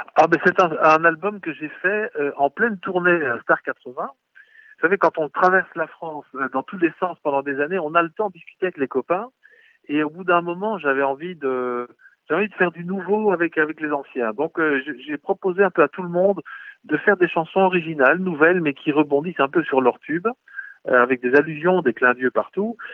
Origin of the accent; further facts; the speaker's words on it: Belgium; on est des Belges